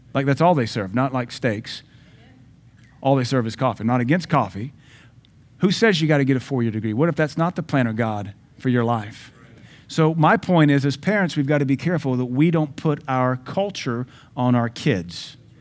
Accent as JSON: {"language": "English", "region": "the South", "country": "United States", "said": "I'm from the South, though I've lived all over America. I'm from the South."}